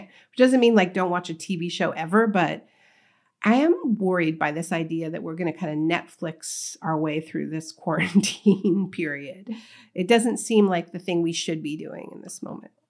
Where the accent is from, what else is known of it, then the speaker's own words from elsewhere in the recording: Canada; moved away as an adult; now in New Jersey, United States; I was born in Canada, grew up in Canada